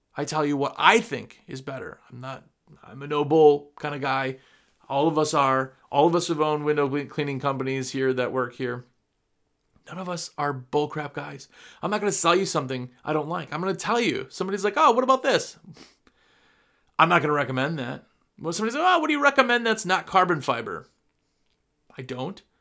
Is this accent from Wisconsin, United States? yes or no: yes; Wisconsin, United States; also born or lived in New Jersey; I'm from Wisconsin